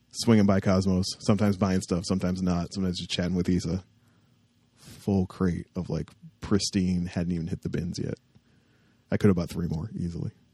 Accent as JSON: {"language": "English", "town": "Windsor", "region": "Ontario", "country": "Canada", "said": "I was from Windsor and had friends down there"}